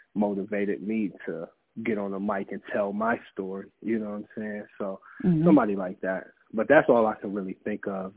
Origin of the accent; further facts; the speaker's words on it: Massillon, Ohio, United States; also born or lived in Canton, Ohio; we grew up in Massillon, Canton, Ohio